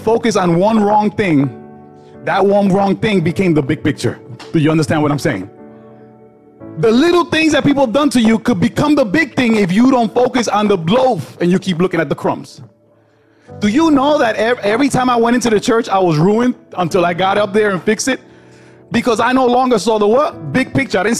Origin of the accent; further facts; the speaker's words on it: Newark, New Jersey, United States; I come from Newark